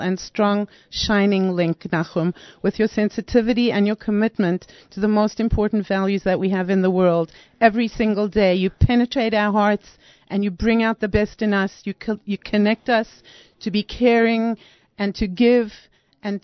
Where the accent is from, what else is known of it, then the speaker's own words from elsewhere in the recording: Cape Town, Western Cape, South Africa; also born or lived in Bronx, New York; now in Teaneck, United States; Originally Cape Town, South Africa